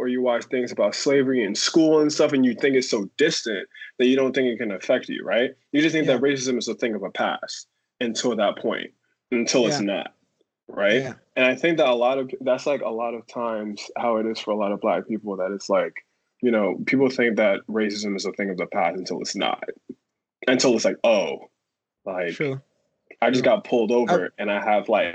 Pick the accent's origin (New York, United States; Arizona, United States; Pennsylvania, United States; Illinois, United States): New York, United States; I'm from the Bronx. I lived in the Bronx my entire life.